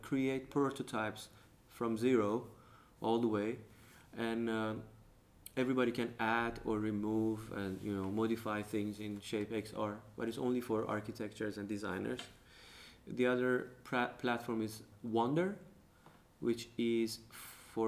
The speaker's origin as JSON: {"language": "English", "country": "Iran", "moved": "yes", "lives_now": "Denmark", "said": "I'm from Iran"}